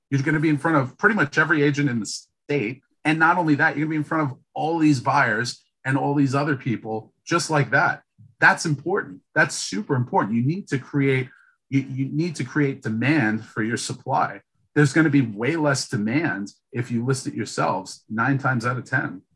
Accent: New York City, New York, United States; now in Boston, United States; I'm from Brooklyn

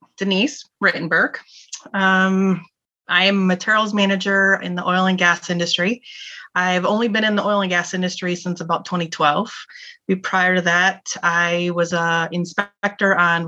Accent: Michigan, United States; moved away; also born or lived in California; I was raised in Michigan. I wasn't born there. I was born in California, but I was raised in Michigan

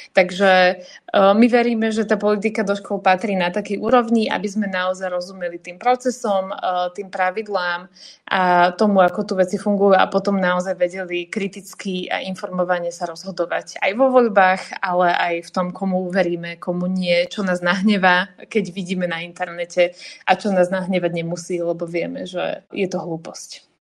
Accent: Slovakia; nie sme utlačaní Slováci

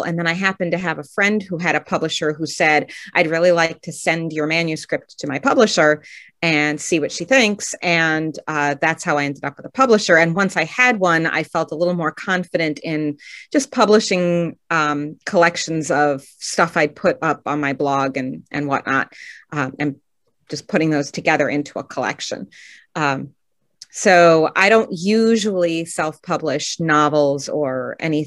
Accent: Rochester, New York, United States; I am in the Finger Lakes region of New York. I'm in Rochester

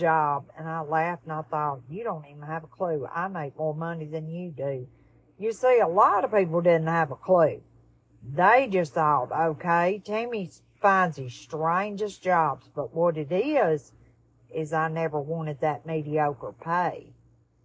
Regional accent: Tuscaloosa, Alabama, United States; also born or lived in Fayette County, Alabama; I'm originally from Tuscaloosa, Alabama, and I graduated from Fayette County High School

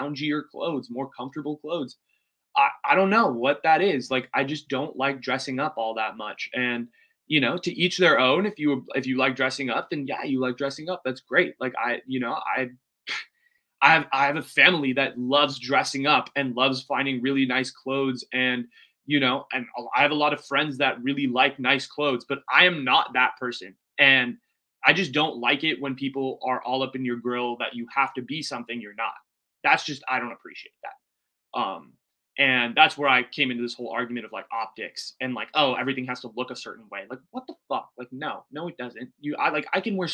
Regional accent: United States; as an Indian American

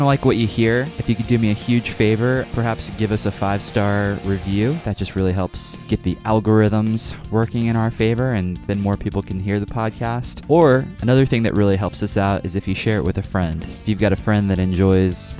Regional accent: Kansas City, United States; now in Lawrence, Kansas, United States; I'm actually in Kansas. So I'm from Kansas City

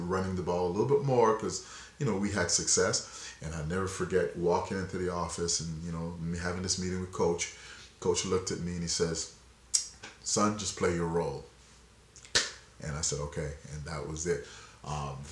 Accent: Ontario, Canada; moved away as an adult; also born or lived in Jamaica / British Columbia; I was born in Jamaica, grew up here, learned my craft in Canada

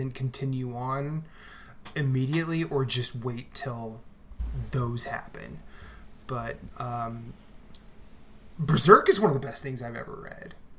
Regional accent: rural Iowa, United States; I'm not from the South, but being from rural Iowa

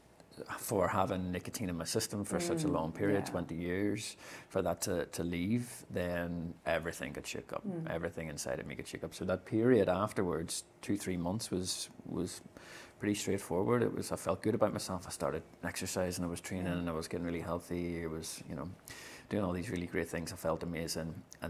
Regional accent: Ireland; as an Irish man

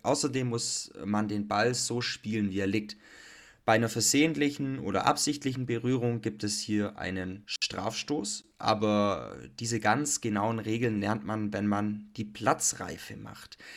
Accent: Germany; Bei uns in Deutschland

